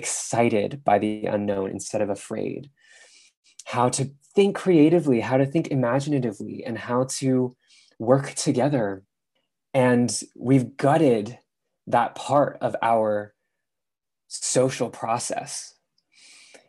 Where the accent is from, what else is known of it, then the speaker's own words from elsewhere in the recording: San Francisco, California, United States; moved away as an adult; also born or lived in London; I grew up in San Francisco